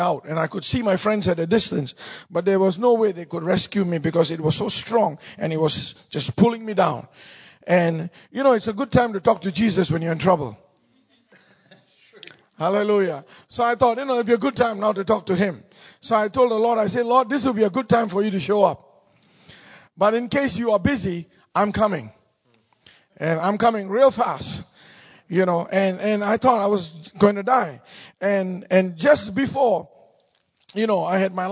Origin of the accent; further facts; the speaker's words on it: Singapore; moved away as an adult; now in United States; I'm from Singapore. Born and raised in Singapore